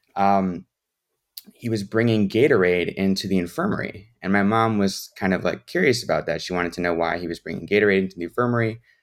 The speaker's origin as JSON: {"language": "English", "town": "Chicago", "region": "Illinois", "country": "United States", "said": "I'm from the Chicago area"}